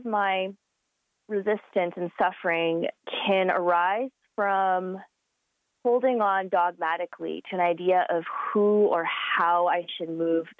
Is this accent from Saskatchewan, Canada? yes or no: no; Calgary, Alberta, Canada; I am of Chinese descent, but I was born and raised in Calgary